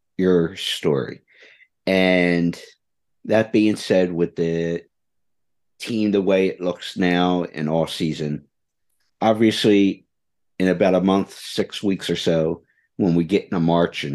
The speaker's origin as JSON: {"language": "English", "town": "Philadelphia", "region": "Pennsylvania", "country": "United States", "said": "I'm from the Philadelphia area"}